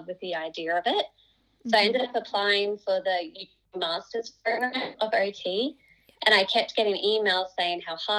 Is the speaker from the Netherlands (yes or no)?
no; Toowoomba, Queensland, Australia; I was born and raised in Toowoomba. So I went to primary school and high school here.